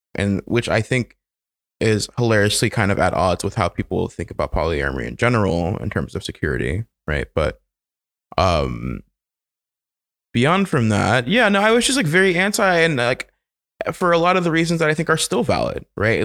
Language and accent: English; the South, United States; moved away; growing up in the South as a child